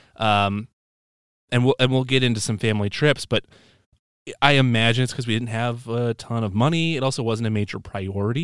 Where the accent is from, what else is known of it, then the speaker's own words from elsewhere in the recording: Dubuque, Iowa, United States; moved away; I'm from Dubuque, Iowa, originally